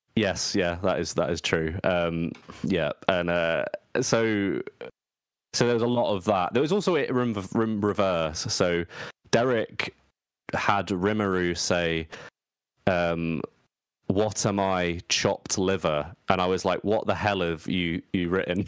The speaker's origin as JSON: {"language": "English", "region": "England", "country": "United Kingdom", "said": "I'm English"}